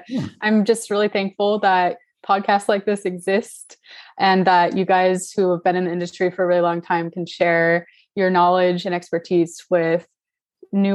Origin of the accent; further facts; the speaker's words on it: California, United States; I'm from California